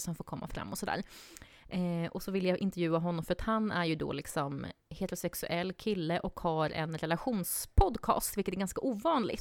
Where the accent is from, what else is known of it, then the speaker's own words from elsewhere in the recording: southern Sweden, Sweden; moved away; jag kommer från södra Sverige